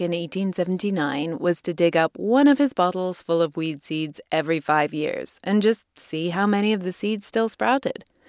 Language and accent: English; United Kingdom; moved away; he's a legend in my home country